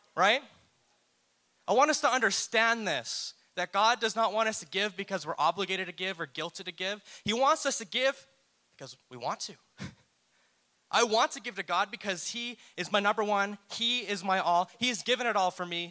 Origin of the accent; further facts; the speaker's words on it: New Brunswick, Canada; I'm from New Brunswick and I went to a church there growing up